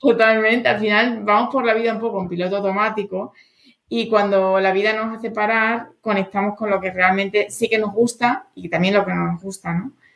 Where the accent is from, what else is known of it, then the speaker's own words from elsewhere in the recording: Extremadura, Spain; moved away as an adult; now in Madrid, Spain; fui subcampeona de Extremadura dos años cuando era adolescente de voleibol